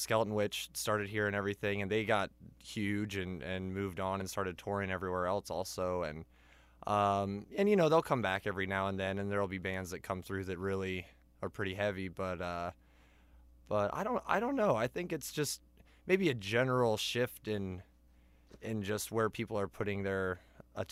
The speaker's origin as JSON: {"language": "English", "town": "Athens", "region": "Ohio", "country": "United States", "tie": "born or raised there", "said": "I'm from Athens, Ohio. Been here since I was about 2 years old"}